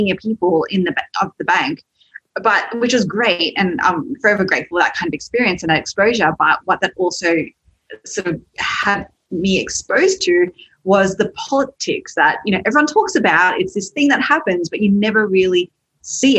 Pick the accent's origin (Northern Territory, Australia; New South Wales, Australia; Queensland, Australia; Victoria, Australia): New South Wales, Australia; Sydney; So you can probably tell from my accent, I am from Australia, from Sydney, and my parents were first migrants there